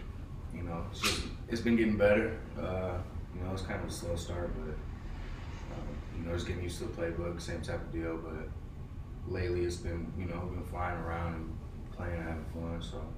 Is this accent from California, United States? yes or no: no; Bloomington, Illinois, United States